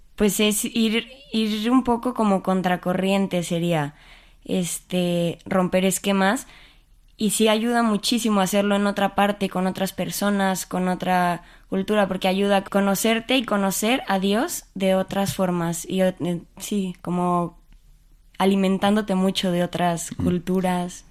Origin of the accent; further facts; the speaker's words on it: Mexico City, Mexico; moved away as an adult; now in Spain; Nací en la Ciudad de México y pues ahí he vivido toda mi vida.